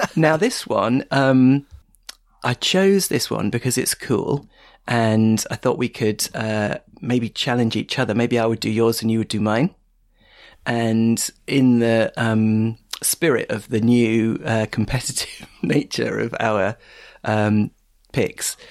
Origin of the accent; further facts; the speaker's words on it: Stevenage, East of England, United Kingdom; I grew up in Stevenage